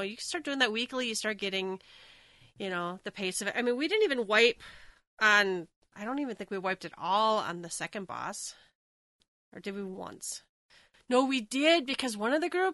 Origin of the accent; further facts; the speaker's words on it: Minnesota, United States; I'm from Minnesota